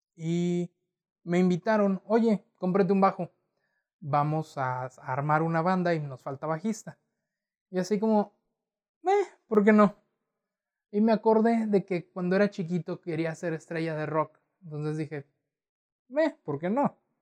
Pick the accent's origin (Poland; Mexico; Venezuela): Mexico; Torreón, Coahuila; nacido, nacido y crecido en Torreón, Coahuila